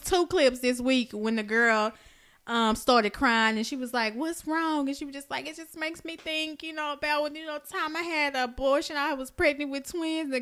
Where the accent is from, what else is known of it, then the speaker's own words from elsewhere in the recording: Oak Cliff, Texas, United States; I'm from Oak Cliff.